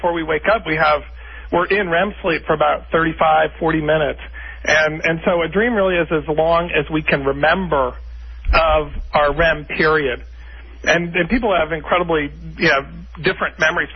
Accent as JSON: {"language": "English", "town": "Bethesda", "region": "Maryland", "country": "United States", "tie": "born or raised there", "said": "I'm born and raised in Bethesda, Maryland, Washington, D.C."}